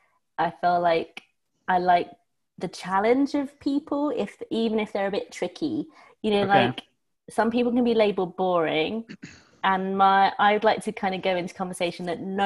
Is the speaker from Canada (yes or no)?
no; England, United Kingdom; moved away as an adult; now in New Jersey, United States; I'm from England originally. I've been in New Jersey for 3 years now.